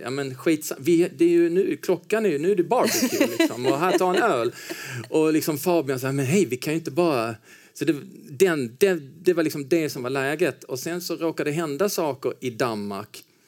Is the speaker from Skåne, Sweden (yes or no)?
yes; Helsingborg, Skåne, Sweden; moved away as an adult; also born or lived in Stockholm; now in Copenhagen, Denmark; jag är ju uppvuxen i Helsingborg. När jag var två år gammal då flyttade mina föräldrar ner till Helsingborg